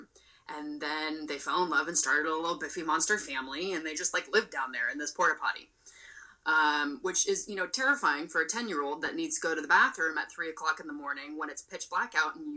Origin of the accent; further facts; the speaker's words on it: Palo Alto, California, United States; I grew up in Palo Alto and spent most of my summers at Foothills